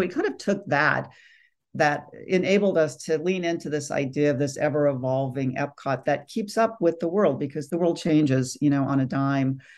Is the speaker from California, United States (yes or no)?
yes; California, United States; I grew up here in California